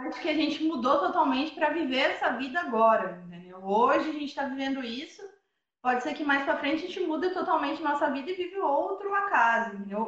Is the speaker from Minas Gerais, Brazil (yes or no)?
yes; Paraisópolis, Minas Gerais, Brazil; also born or lived in São José dos Campos; Que eu sou do sul de Minas, aqui dessa cidade que chama Paraisópolis